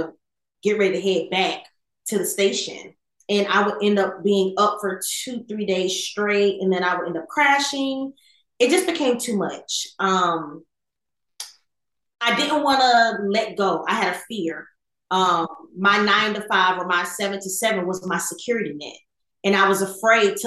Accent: Fort Pierce, Florida, United States; moved away as an adult; also born or lived in California; now in Atlanta, United States; I am originally from Fort Pierce, Florida, from a Jamaican family. I went off to the Air Force right out of high school

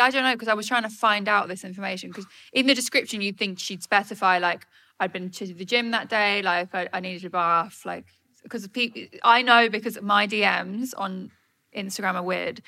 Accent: Suffolk, East of England, United Kingdom; I'm from Suffolk

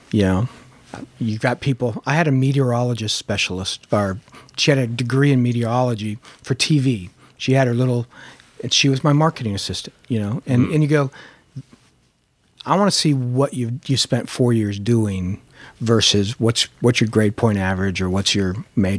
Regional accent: San Fernando Valley, California, United States; because I grew up in the San Fernando Valley

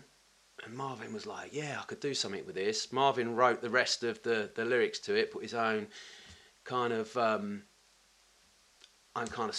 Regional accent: Tilbury, East of England, United Kingdom; also born or lived in Orsett / Grays / United States; I was born in Alsett, Alsett Hospital, but kind of grew up in Tilbury, which is kind of a docker's

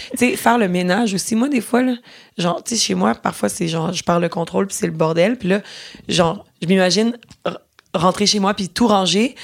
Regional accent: Boucherville, Quebec, Canada; je prenais les cours de théâtre quand j'étais petite à Boucherville, sur la rive sud de Montréal

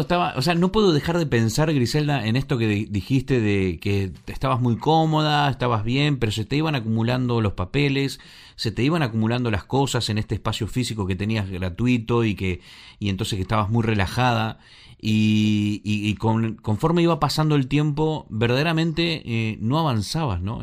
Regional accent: Argentina; moved away; los que venimos de Argentina

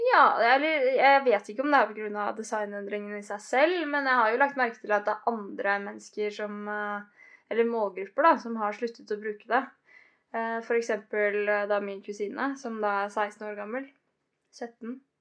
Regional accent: Biri, Innlandet, Norway; moved away; hjemme på Biri

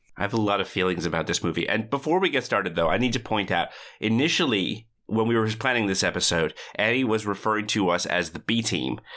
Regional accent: Vancouver, British Columbia, Canada; We in Vancouver

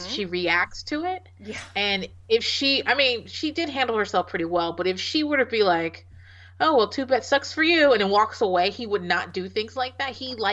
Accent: Virginia, United States; Oh, I grew up in Hampton Roads.

